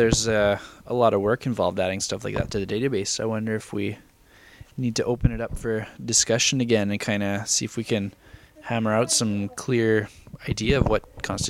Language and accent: English; Canada; I'm from Canada